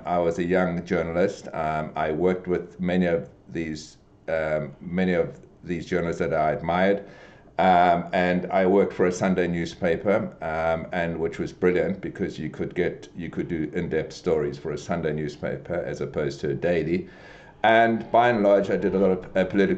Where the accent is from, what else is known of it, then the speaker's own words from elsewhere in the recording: South Africa; moved away; I did have a wonderful childhood in South Africa